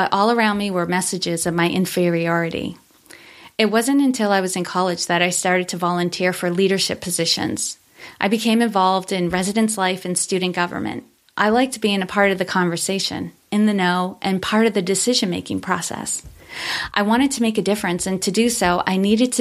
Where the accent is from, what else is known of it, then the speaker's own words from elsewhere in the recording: Worcester, Massachusetts, United States; I grew up in Worcester, Massachusetts